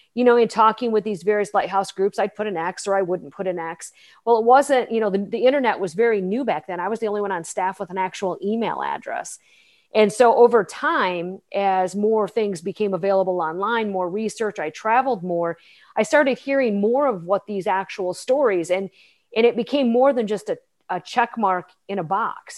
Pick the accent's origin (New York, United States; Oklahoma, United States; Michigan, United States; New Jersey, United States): Michigan, United States; Plainwell; also born or lived in Walloon Lake, Michigan; I was born and raised in Southwest Michigan, a small town called Plainwell